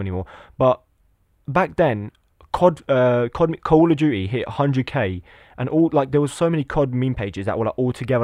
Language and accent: English; Lithuania; now in England; I was born in Lithuania, but I'm, I live in England